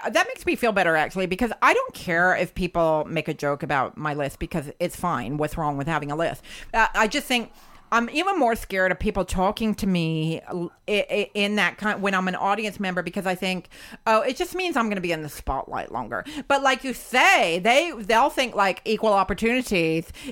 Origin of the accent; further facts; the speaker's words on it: Lethbridge, Alberta, Canada; I'm from I'm from Lethbridge, Alberta.